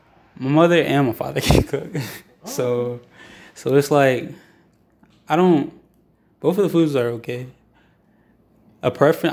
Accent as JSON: {"language": "English", "town": "Greensboro", "region": "North Carolina", "country": "United States", "tie": "born or raised there", "said": "Because I live, I grew up in Greensboro. Mm. Like, and we, there's a place called, like, two places, Hampton Homes and Hickory Trails. Mm-hmm. I'm from those two places."}